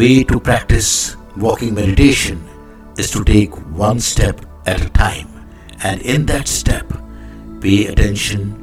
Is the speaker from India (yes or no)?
yes; India; I am the Indian monk.